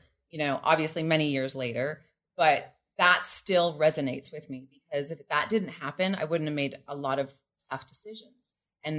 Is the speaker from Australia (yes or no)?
no; Canada; moved away as an adult; now in Mexico; I am Canadian.